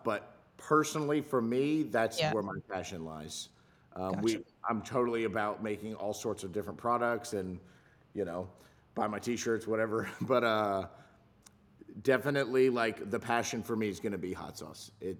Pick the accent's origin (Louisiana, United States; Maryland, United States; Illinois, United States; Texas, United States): Louisiana, United States; He grew up in it, and growing up in South Louisiana, you're just around food all the time. Everybody's a cook and everybody eats all the time.